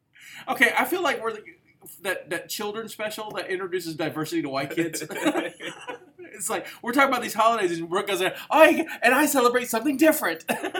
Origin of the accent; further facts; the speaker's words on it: Alabama, United States; my home state of Alabama